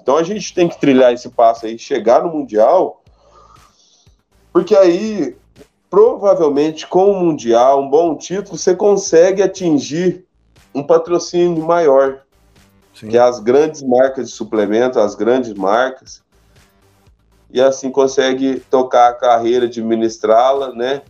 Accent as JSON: {"language": "Portuguese", "town": "Guaranésia", "region": "Minas Gerais", "country": "Brazil", "tie": "born or raised there", "said": "Sou natural daqui, minha família por parte de mãe também"}